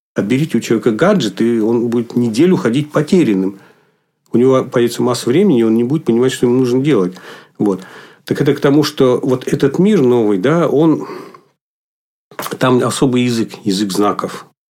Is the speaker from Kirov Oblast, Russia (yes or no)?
yes; Lupya, Kirov Oblast, Russia; also born or lived in near Ulyanovsk; now in Republic of Karelia, Russia; Вообще родился я в малюсенькой деревне, где а, жили одни лесорубы в Кировской области. А, поселок назывался Лупья. Ну, надо сказать, глушь несусветная, конечно, но зато детство прошло среди природы